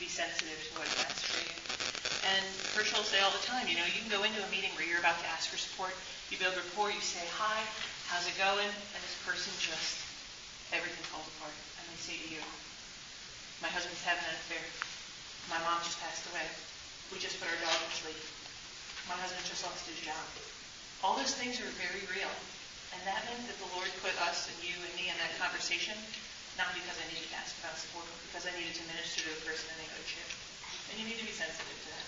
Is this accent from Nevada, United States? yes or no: no; Philadelphia, Pennsylvania, United States; I'm from Philly, so I talk fast and loudly